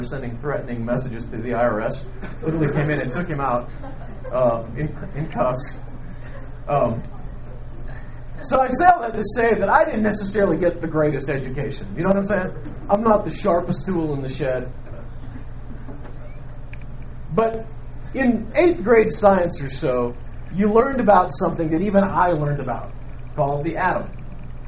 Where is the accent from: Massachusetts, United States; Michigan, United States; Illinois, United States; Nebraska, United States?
Nebraska, United States; I grew up in Nebraska